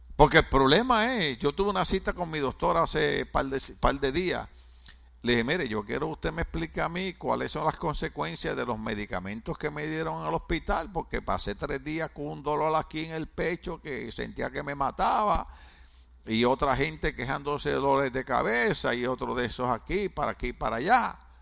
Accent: Puerto Rico; moved away

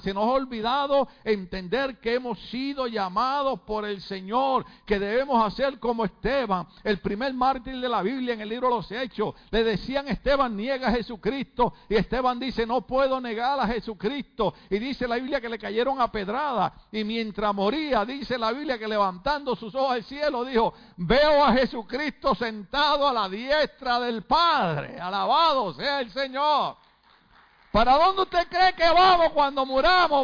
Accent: Puerto Rico; moved away; en mi país por muchos años, a pesar de que yo venía de un partido revolucionario que creía en la independencia de Puerto Rico

